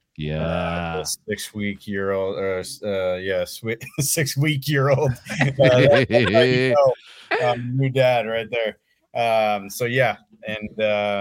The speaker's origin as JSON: {"language": "English", "town": "Oakland", "region": "California", "country": "United States", "tie": "born or raised there", "also_born_or_lived": "San Leandro / Chico", "said": "Born and raised in Oakland, actually. Kind of all over the Bay Area, different times. I kind of spent pretty much my entire life here."}